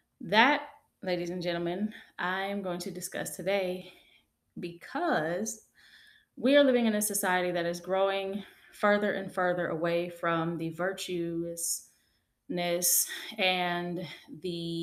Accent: United States; I'm African American, and in my community

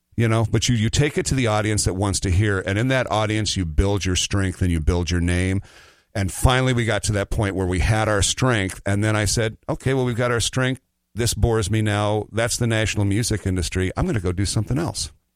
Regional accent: Nebraska City, Nebraska, United States; a little town outside of Nebraska called Nebraska City, Nebraska. It's the home of Arbor Day

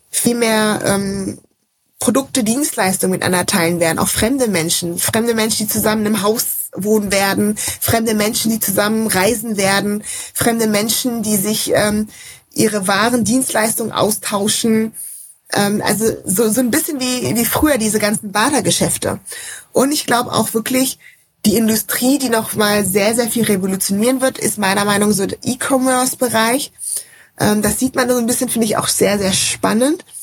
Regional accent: Rhineland, Germany; Ich komme ja auch aus dem Rheinland.

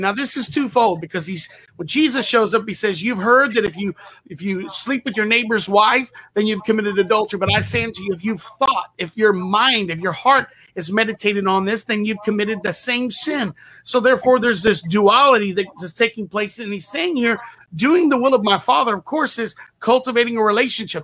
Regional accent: Texas, United States; I have a saying where I'm from. I'm from Texas

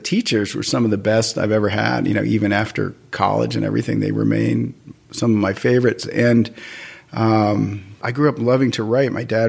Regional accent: New York City, New York, United States; moved away; I grew up in Brooklyn Heights.

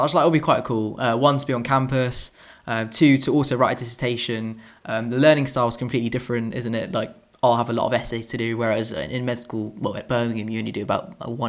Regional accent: India; I'm originally from India, so, and I've started to sort of learn to read and write Hindi

